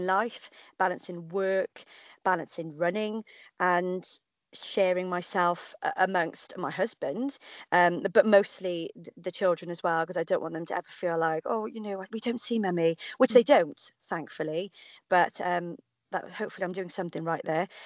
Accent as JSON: {"language": "English", "town": "Cardiff", "region": "Wales", "country": "United Kingdom", "tie": "born or raised there", "said": "the Cardiff Half, um, obviously because it's my hometown"}